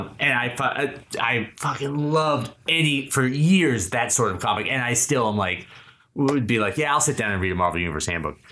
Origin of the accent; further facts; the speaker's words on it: Keene, New Hampshire, United States; now in Los Angeles, United States; I grew up in Keene, New Hampshire